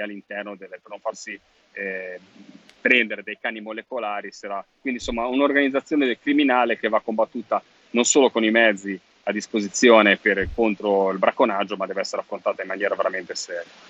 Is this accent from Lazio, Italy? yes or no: no; Liguria, Italy; sono ligure